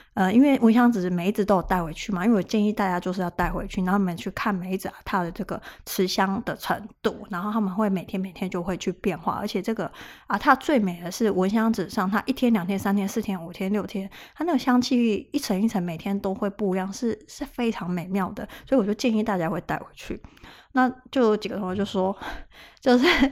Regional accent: Taiwan; 我们台湾人

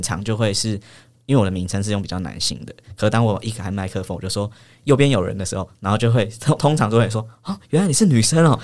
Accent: New Taipei, Taiwan; 我的老家在新北，然后比较，呃，算是偏乡的地方这样

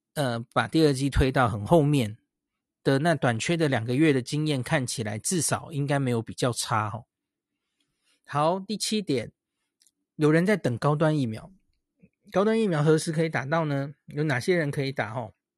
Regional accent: Taiwan; 对我们台湾人来说

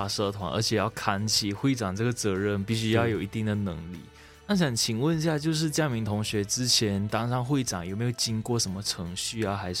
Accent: Malaysia; moved away as an adult; now in Taiwan; 我其实自己也是马来西亚人。我来到台湾之后，我也是有感受到台湾一股浓浓人情味，而且也是这个原因，我来台湾读书这样子

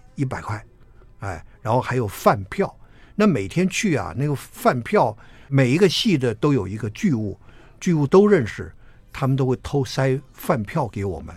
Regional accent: Taiwan; accent: Taiwanese Mandarin; 因为我满嘴台湾国语

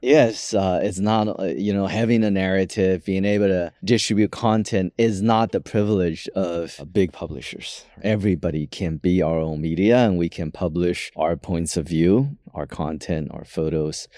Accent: Taiwan; I was born in Taiwan, so I have a Taiwanese passport

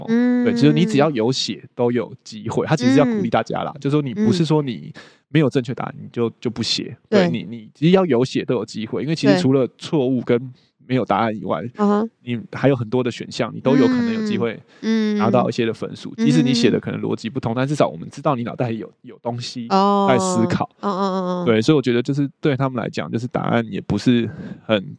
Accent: Taiwan; 但是像可能我们台湾人，我们的我们的考试就会说，我们的重点就是要去判断出那个分型

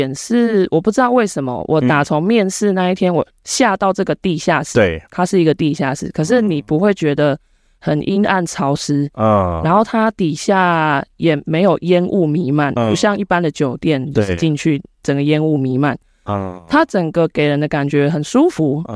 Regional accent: Kaohsiung, Taiwan; 那我本身就是高雄出生，高雄长大。

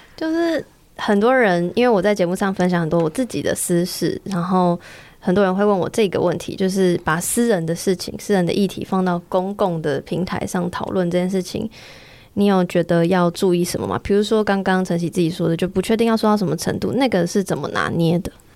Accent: Taiwan; 身为台湾人很骄傲

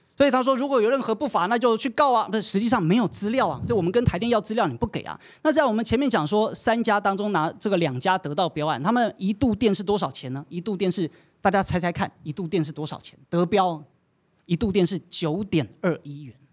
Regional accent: Taiwan; 我们台湾人

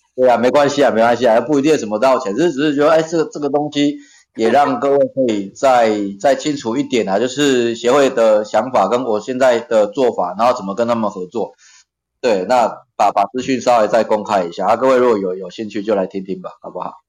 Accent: southern Taiwan, Taiwan; 我南部人比较常讲台语

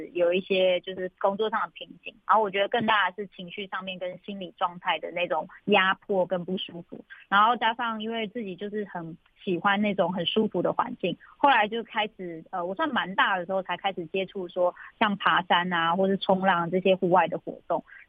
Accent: Zhuoxi, Hualien County, Taiwan; 我是来自卓溪乡古丰村的布农族。

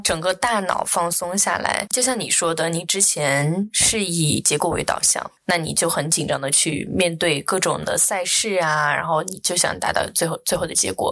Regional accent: Chengdu, Sichuan, China; now in Singapore; 因为我在这个环境当中长大

